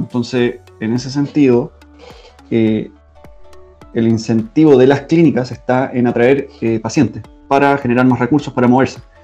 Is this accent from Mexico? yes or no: no; Chile; moved away as an adult; now in Germany; los mismos problemas que teníamos nosotros en Chile como chilenos